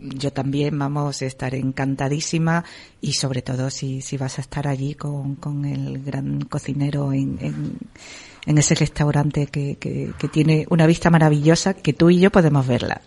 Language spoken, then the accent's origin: Spanish; Cirueña, La Rioja, Spain; Yo soy de Cirueña, al lado de Santo Domingo de la Calzada.